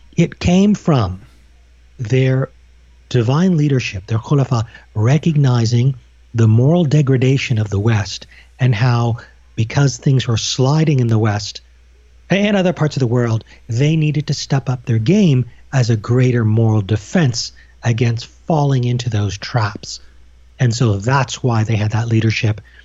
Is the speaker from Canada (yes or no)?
yes; Canada; also born or lived in United Kingdom; all my formative years were in Canada.